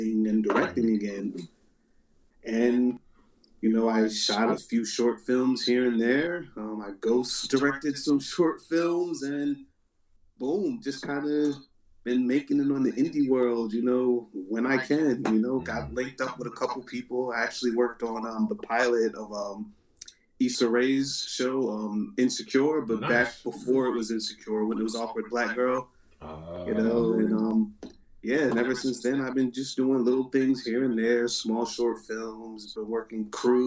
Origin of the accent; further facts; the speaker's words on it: New Jersey, United States; I'm born and raised in South Jersey